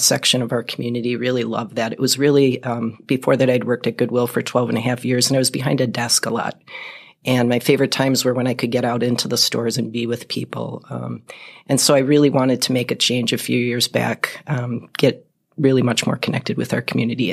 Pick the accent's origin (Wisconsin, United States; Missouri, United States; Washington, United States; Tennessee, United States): Wisconsin, United States; Milwaukee; moved away as an adult; also born or lived in Las Cruces, New Mexico / Austin, Texas / Fox Cities, Wisconsin; now in Appleton, United States; I grew up in Milwaukee, lived there till I was 21, and then in the late 80s, I moved up here